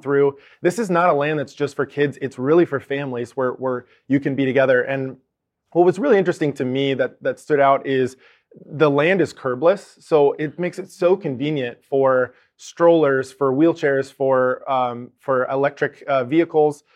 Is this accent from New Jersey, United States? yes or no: no; Arizona, United States; we're from Arizona